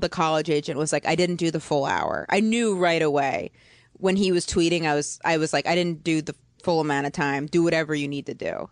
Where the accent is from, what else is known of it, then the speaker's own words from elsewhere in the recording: Maine, United States; moved away as an adult; also born or lived in Boston; I'm from Maine, but then I went to college in Boston.